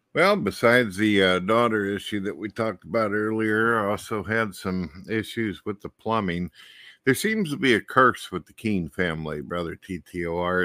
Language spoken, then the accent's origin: English; St. Louis, Missouri, United States; I was born in St. Louis and raised up through many of the years